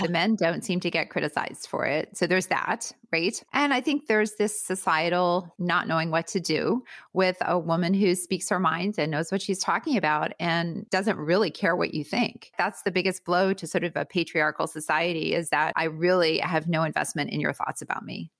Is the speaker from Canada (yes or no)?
yes; Winnipeg, Manitoba, Canada; moved away as an adult; now in United States; I'm originally from Canada, from Winnipeg, Canada